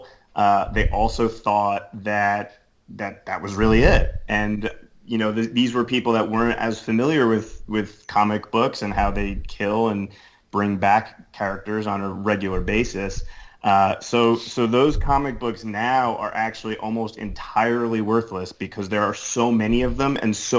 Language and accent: English; New Jersey, United States; now in New Orleans, United States; everybody knows that I'm living in New Orleans. I've been here more than half my life at this point. But I was actually born and raised in New Jersey.